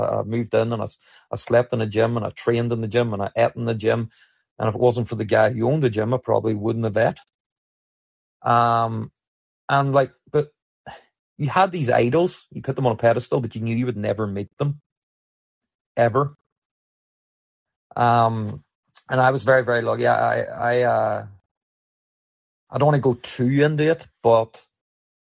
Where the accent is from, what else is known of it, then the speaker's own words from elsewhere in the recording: Northern Ireland, United Kingdom; as a kid, growing up in Northern Ireland